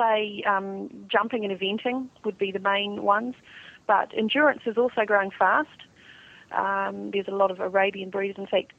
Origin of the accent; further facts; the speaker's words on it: New Zealand; the Northern Hemisphere people tend to be very surprised when they come to New Zealand for Christmas, because we sit and have our traditional Christmas dinner, our roast and our roast vegetables and big heavy puddings in the middle of summer